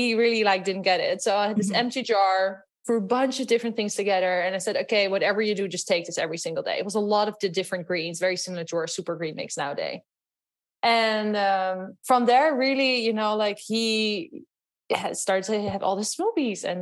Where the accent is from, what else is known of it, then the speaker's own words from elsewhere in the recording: Netherlands; English is a second language; moved away; also born or lived in Los Angeles, United States / New York, United States; You might hear from my accent. I'm actually from Holland.